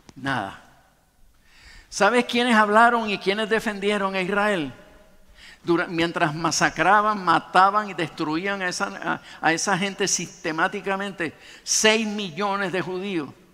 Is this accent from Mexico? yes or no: no; Puerto Rico; nosotros en realidad somos una mezcla española, africana y de nativos